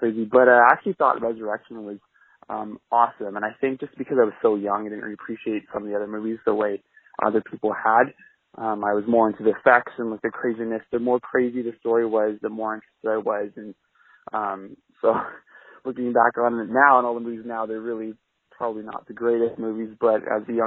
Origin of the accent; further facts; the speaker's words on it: Canada; I'm a Canadian guy who's 28 years old